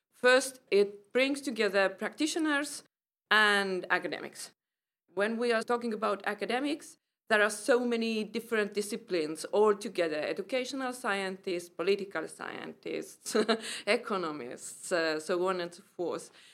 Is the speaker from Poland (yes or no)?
no; Estonia; I'm from Estonia